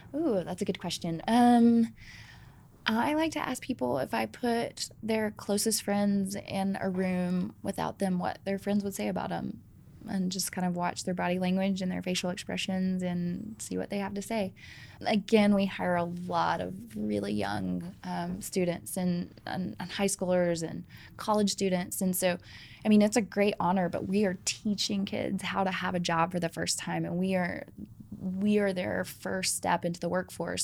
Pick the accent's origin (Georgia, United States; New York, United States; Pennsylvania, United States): Georgia, United States; And I'm from Georgia